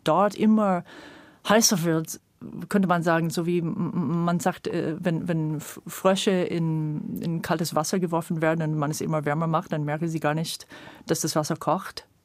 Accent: California, United States; German is a second language; moved away as an adult; now in Germany; ich bin in Kalifornien geboren und habe sehr früh diese Mammutbäume in Kalifornien und so als kleines Kind schon erlebt

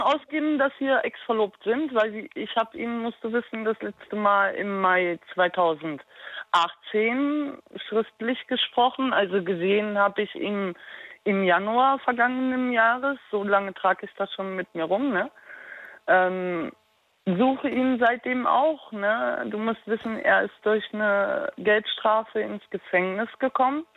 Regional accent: Berlin, Germany; now in Darmstadt, Germany; ich stamme aus Berlin

